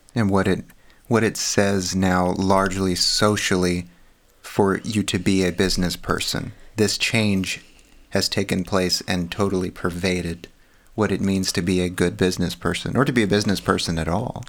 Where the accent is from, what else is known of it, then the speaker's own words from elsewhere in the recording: Texas, United States; now in California, United States; I was raised in Texas.